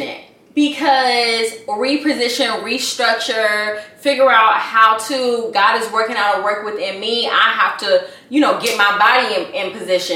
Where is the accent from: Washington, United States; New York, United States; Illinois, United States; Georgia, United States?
Georgia, United States; Atlanta; moved away as an adult; now in Los Angeles, United States; I'm from Atlanta. I'm from Atlanta. Both of my family, my whole entire family, both sides of my family, Grady babies